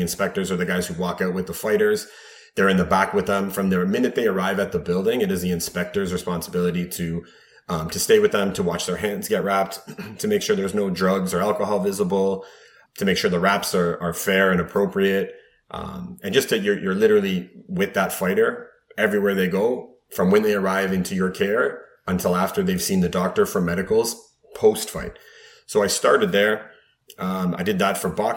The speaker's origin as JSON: {"language": "English", "town": "Mississauga", "region": "Ontario", "country": "Canada", "tie": "born or raised there", "said": "born and raised in Mississauga."}